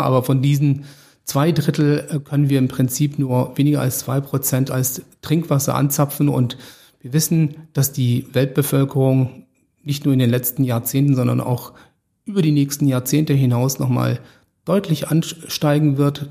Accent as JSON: {"language": "German", "town": "Stuttgart", "region": "Baden-Württemberg", "country": "Germany", "moved": "yes", "said": "ich komme ursprünglich aus Stuttgart"}